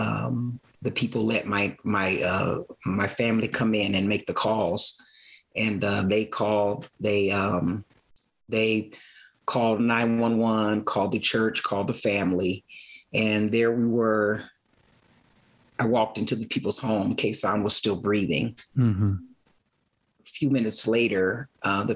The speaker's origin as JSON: {"language": "English", "town": "Aurora", "region": "Colorado", "country": "United States", "tie": "born or raised there", "said": "I grew up in Aurora"}